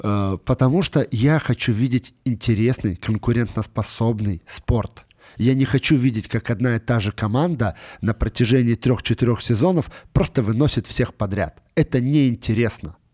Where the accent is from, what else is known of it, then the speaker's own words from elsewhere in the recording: Moscow, Russia; мы живем в Москве, я, естественно, как москвич